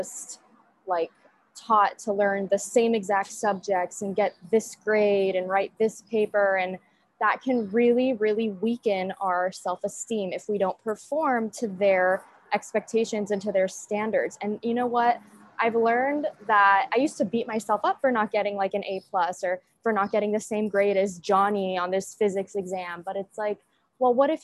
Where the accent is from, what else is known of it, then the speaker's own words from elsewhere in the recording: United States; I'm from the United States.